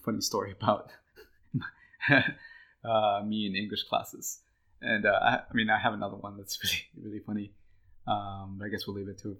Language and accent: English; Texas, United States; we grew up in Ann Arbor, Texas, and we went through the public education